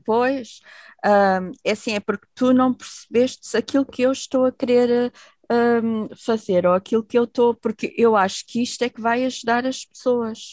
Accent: Portugal; moved away; also born or lived in Netherlands; eu nasci em Portugal

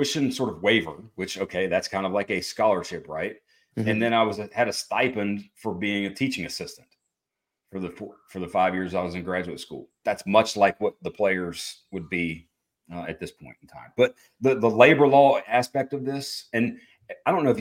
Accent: West Virginia, United States; West Virginia, my home state and school there

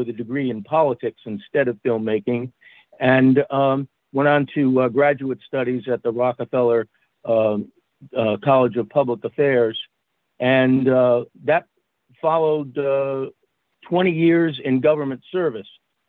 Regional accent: Saratoga Springs, New York, United States; I grew up in Saratoga in upstate New York, where Benedict Arnold is a bit of a local hero.

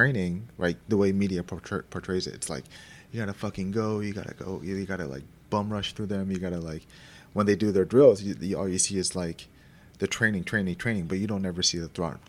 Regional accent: Philippines; And that's tough for me to say because I'm Filipino, but it's true.

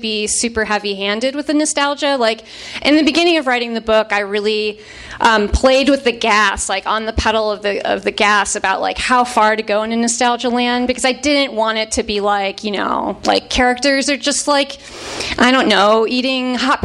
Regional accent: Chicago suburbs, Illinois, United States; I grew up in the Chicago suburbs in the 90s.

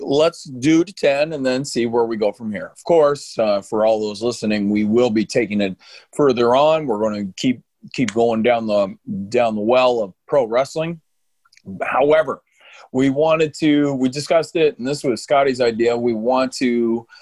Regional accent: New Brunswick, Canada; I was born in New Brunswick.

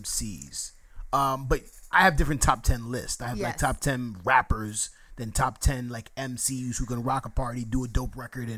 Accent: New York, United States; No, I'm born and raised in New York.

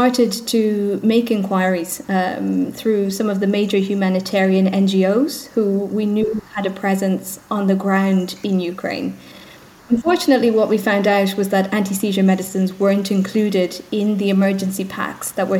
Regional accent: Ireland; accent: Irish; as you can maybe hear from my accent, I'm Irish, so I'm based just outside of Dublin in Ireland

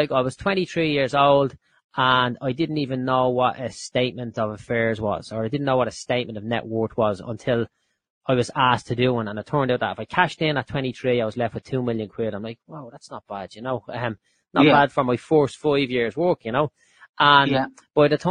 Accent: Dublin, Leinster, Ireland; I grew up in Clondalkin

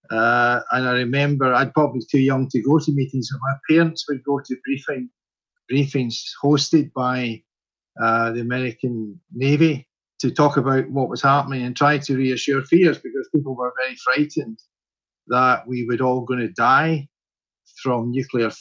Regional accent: Dunoon, Scotland, United Kingdom; moved away as an adult; I was born in Dunoon in 1946 and grew up. I went to school and completed my education here in Dunoon

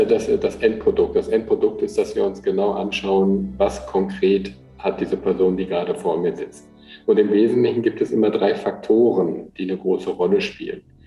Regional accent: Eickelborn, North Rhine-Westphalia, Germany; bin ja aufgewachsen in Eichelborn

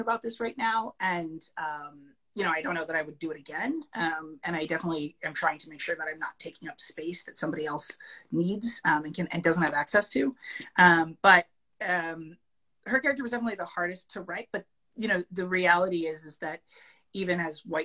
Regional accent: Madison, Connecticut, United States; I'm from Madison, Connecticut

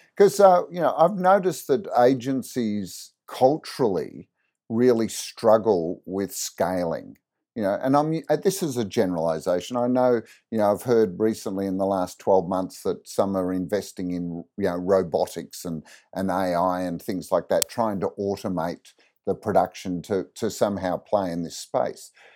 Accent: Australia; growing up in Australia

